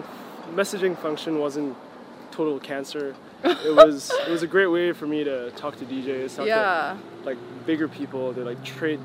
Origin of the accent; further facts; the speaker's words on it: Singapore; growing up in Singapore was great because I was alone all the time.